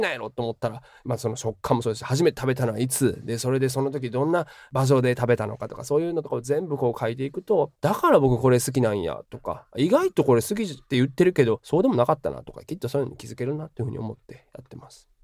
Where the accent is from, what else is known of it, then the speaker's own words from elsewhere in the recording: Nara, Japan; moved away as an adult; also born or lived in Osaka; now in Chicago, United States; 日本で生まれて日本で育ったという視点から